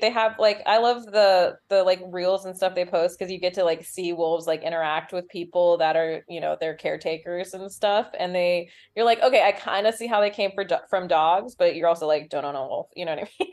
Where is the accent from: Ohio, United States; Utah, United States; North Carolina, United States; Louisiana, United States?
Utah, United States; I'm from Utah